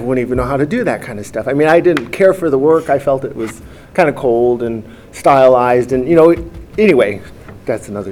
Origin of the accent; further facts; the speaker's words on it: Minnesota, United States; moved away; also born or lived in Mendocino; So I'm from the Midwest, a child of the 70s mostly